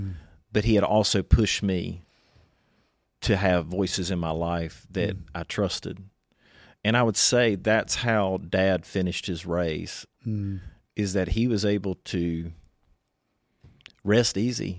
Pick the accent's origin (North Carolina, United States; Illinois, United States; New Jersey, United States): North Carolina, United States; Eastern; I'm from Eastern North Carolina.